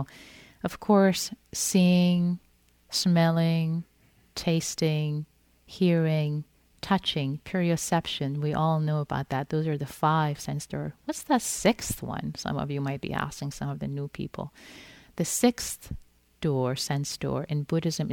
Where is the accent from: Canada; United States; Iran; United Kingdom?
Iran; moved away; I'm Persian. I was born in Iran. So when I was growing up, I used to love reading Rumi in Farsi